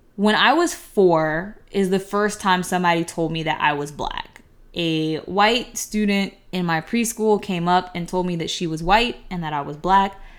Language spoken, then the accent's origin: English; United States; people like myself that have been in America for so long that we don't know where we came from off the continent of Africa